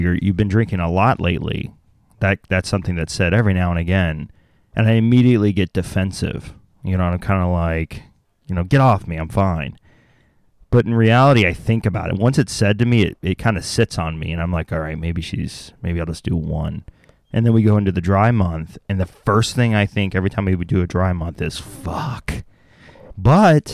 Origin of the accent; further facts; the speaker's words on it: the South, United States; I'm from the South